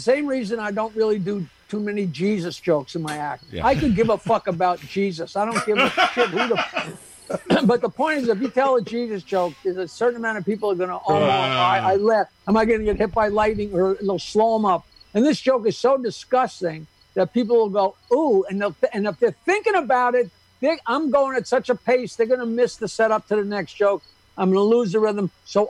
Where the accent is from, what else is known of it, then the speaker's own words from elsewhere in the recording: New York, United States; Growing up on Long Island, I couldn't believe it.